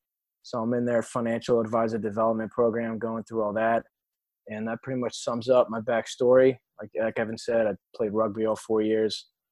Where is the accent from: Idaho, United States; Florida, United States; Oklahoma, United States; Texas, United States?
Florida, United States; born there; also born or lived in Connecticut; I was born down here in South Florida into a very New York, Italian, Spanish family.